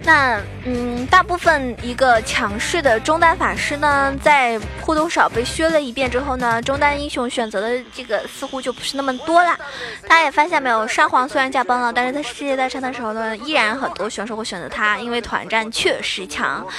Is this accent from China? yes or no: yes; China; 作为一个中国人来说的话